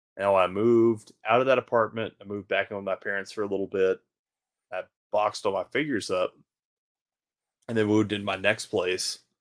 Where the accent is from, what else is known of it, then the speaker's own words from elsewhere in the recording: Baton Rouge, Louisiana, United States; growing up in Baton Rouge